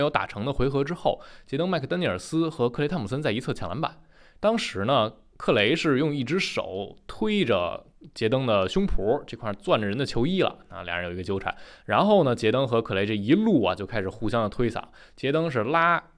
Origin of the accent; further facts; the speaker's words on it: Taichung, Taiwan; 欢迎来到篮球新事，我是台中…。